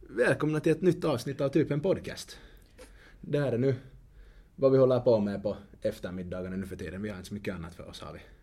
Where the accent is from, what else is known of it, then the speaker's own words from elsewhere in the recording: Finland; vi är trots allt finlandssvenskar